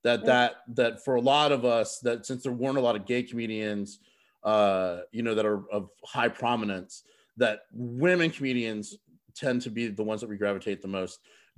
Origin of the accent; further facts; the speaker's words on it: Bossier City, Louisiana, United States; born there; now in Atlanta, United States; I was born in Bossier City, Louisiana.